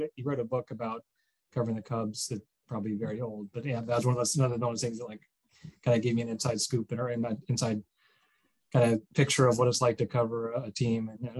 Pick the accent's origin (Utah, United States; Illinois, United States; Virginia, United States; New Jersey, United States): Illinois, United States; outside of Chicago; moved away as an adult; also born or lived in Michigan; now in Atlanta, United States; I grew up outside of Chicago.